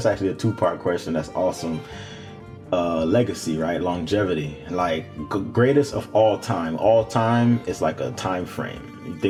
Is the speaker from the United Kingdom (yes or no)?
no; Jamaica; I'm from Jamaica.